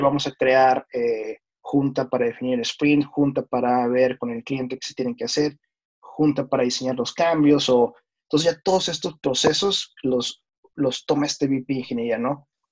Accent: Mexico; moved away as an adult; now in New York, United States; yo soy mexicano. Actualmente radico en Nueva York.

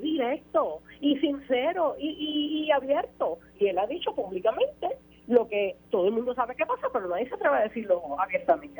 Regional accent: Puerto Rico; como puertorriqueña

